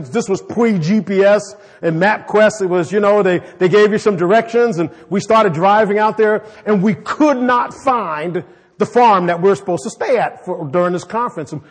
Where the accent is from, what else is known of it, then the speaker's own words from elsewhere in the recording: New York City, New York, United States; also born or lived in Chicago; I mean, I am from New York City. I was born in New York City and lived in Chicago.